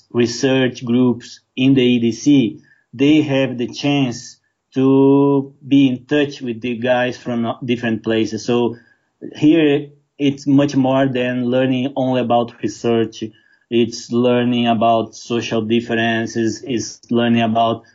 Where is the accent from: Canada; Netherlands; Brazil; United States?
Brazil; I'm from Brazil